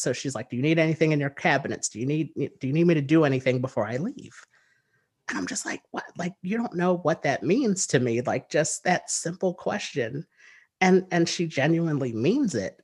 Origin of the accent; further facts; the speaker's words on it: New Jersey, United States; I am from the United States. I live in New Jersey, and I've lived here all of my life.